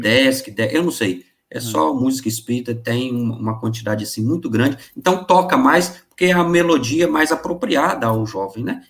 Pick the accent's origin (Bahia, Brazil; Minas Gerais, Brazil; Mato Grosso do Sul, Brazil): Minas Gerais, Brazil; Bicas; also born or lived in Rio de Janeiro; eu sou natural de Bicas, zona da Mata Mineira